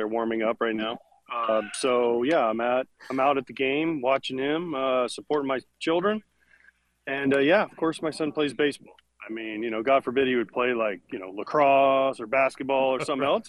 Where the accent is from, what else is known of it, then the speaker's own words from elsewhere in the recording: Florida, United States; Well, I grew up in Florida, so you guys have to understand that we played year-round when I was in high school.